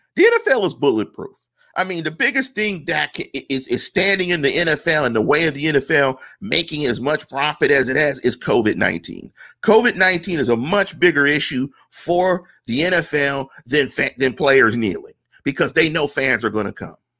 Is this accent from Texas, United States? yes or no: no; Pittsburgh, Pennsylvania, United States; because I'm from Pittsburgh.